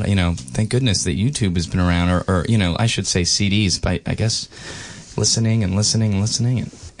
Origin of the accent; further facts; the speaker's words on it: United States; I'm an American bloke.